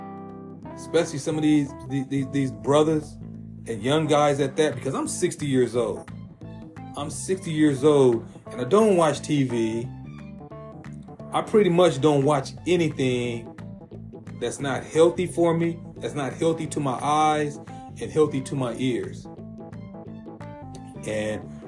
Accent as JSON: {"language": "English", "town": "San Diego", "region": "California", "country": "United States", "tie": "born or raised there", "said": "All the brothers I grew up with in Southeast San Diego"}